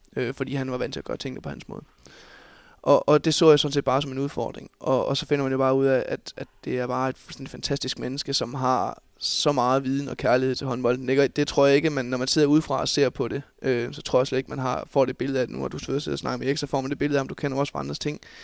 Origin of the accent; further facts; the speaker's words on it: Bjerringbro, Central Denmark Region, Denmark; Jeg er jo oprindelig Bjerringbro-dreng, og har trådt mine ungdomsår i hjemme i Bjergbro FH